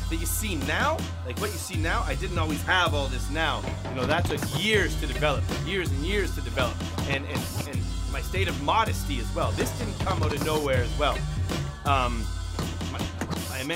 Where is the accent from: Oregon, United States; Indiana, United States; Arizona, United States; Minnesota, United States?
Oregon, United States; Tualatin; I grew up in Tawasin